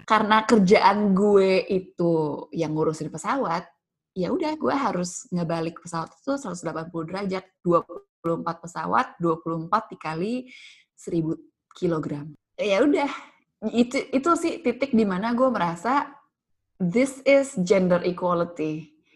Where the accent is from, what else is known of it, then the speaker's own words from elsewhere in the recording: Jakarta, Indonesia; gue dibesarkan di Pulau Jawa, di ibu kota Jakarta